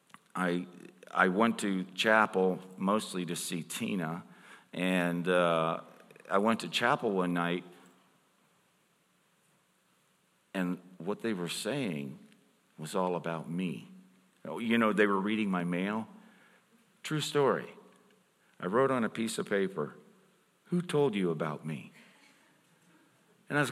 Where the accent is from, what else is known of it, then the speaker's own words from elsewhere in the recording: Pittsburgh, Pennsylvania, United States; I'm from Pittsburgh